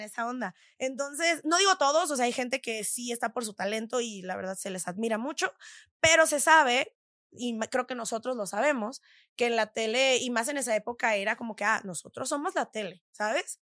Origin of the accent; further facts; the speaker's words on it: San Diego, California, United States; moved away as an adult; also born or lived in Tijuana, Mexico / Los Angeles, United States / Quebec City, Canada; now in Mexico City, Mexico; yo soy de Tijuana, ¿no? Sí. La mayoría de la gente de Tijuana es también de San Diego